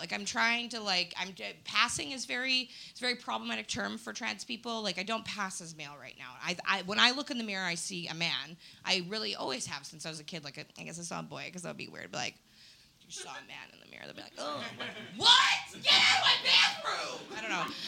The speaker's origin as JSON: {"language": "English", "town": "Winnipeg", "region": "Manitoba", "country": "Canada", "moved": "yes", "said": "I'm from Winnipeg originally"}